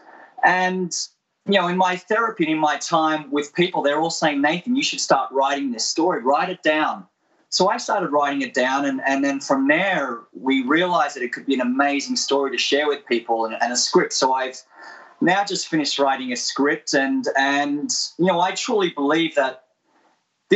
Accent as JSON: {"language": "English", "country": "Australia", "tie": "born or raised there", "said": "I'm Australian, grew up in Australia"}